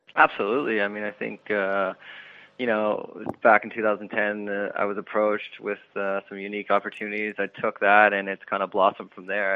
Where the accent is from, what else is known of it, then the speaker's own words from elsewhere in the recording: Sarnia, Ontario, Canada; the Sarnia World Curling Tour event, which is in my hometown